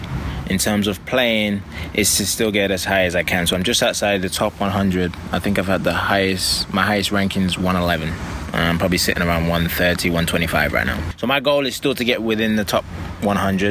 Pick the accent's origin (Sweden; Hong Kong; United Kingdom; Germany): United Kingdom; London; moved away as an adult; now in United States; I grew up playing squash in West London in a small club.